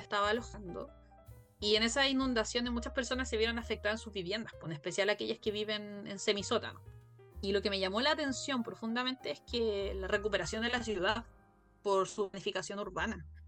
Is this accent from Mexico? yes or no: no; Chile; soy de Chile